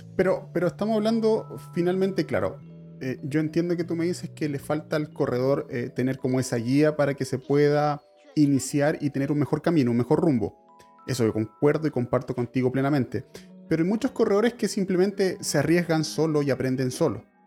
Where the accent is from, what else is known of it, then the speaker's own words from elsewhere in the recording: Chile; yo soy chileno